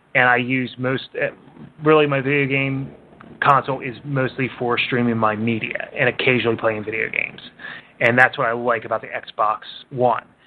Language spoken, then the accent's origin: English; Philadelphia, Pennsylvania, United States; I grew up in Northeast Philly